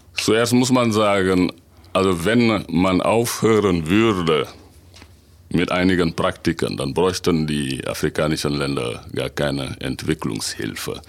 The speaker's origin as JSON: {"language": "German", "country": "Senegal", "also_born_or_lived": "Dakar", "moved": "as an adult", "lives_now": "Münsterland, Germany", "said": "ich komme aus Senegal, und bin aber seit äh, über 20 Jahren in Deutschland."}